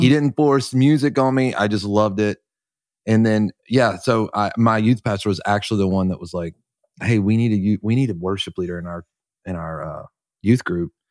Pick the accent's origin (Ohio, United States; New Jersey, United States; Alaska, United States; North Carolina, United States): North Carolina, United States; I'm from North Carolina, just a little church in a little country town. like, an hour outside of Charlotte